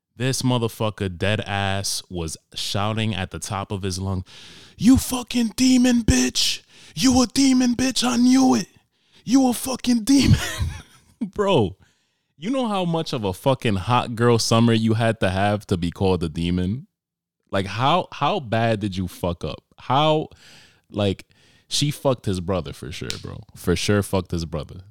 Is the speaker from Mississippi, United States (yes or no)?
no; New York, United States; moved away; I'm from New York